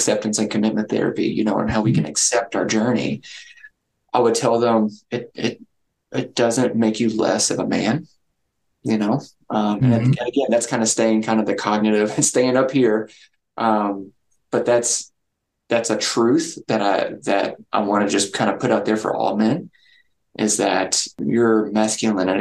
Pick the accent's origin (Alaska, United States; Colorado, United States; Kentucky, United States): Kentucky, United States; I'm from Kentucky